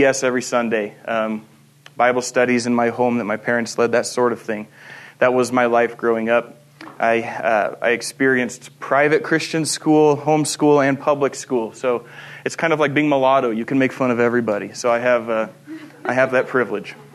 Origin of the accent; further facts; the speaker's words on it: Stevensville, Montana, United States; moved away as an adult; also born or lived in Chester, Montana / Fort Benton, Montana / Missoula, Montana / Hampton, Virginia; where I lived, that's what I refer to as my home in terms of my upbringing. I'm from the Bitterroot.